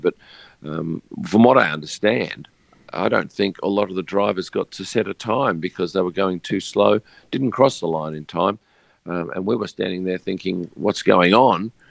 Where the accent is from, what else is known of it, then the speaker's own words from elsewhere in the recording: Australia; being an Australian from the other side of the world